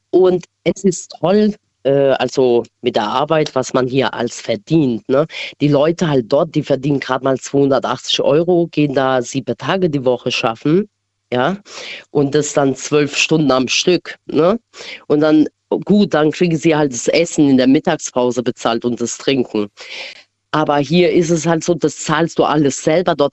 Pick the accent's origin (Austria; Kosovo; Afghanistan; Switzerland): Kosovo; now in Germany; also ich bin ursprünglich aus dem Albanien, aus dem Kosovo, ne? Und dort hilft halt jeder jeden.